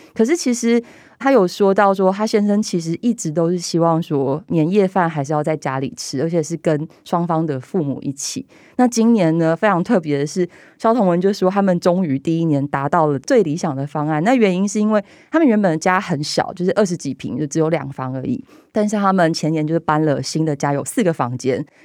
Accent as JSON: {"language": "Chinese", "region": "southern Taiwan", "country": "Taiwan", "said": "因为我们家是南部人，我的阿嬷是童养媳，我爸爸他们小时候是跟他的兄弟住在一层透天厝，所以楼下一楼、二楼住着伯伯，他们两家人，然后我们家住在三楼"}